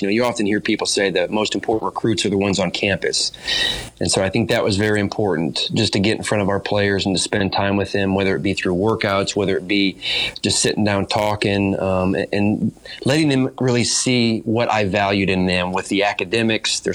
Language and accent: English; Fort Wayne, Indiana, United States; moved away; I'm from Fort Wayne, Indiana